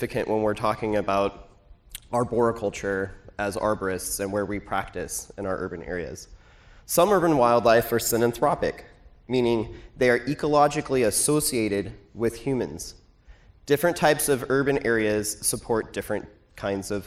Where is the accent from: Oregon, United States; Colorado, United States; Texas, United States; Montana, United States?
Oregon, United States; Portland; I'm from Portland, Oregon